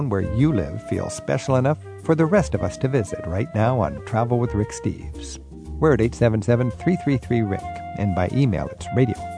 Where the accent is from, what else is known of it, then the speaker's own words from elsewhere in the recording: Wheatland, Wyoming, United States; I grew up in Wheatland, a much bigger town of 3,500 people, about a half hour away